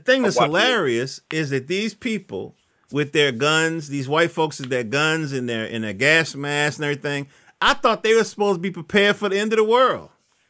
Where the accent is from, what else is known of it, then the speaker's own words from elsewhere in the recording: North Carolina, United States; now in Maryland, United States; Now I'm in Maryland, and but I was born in North Carolina, and so you know, I got people down there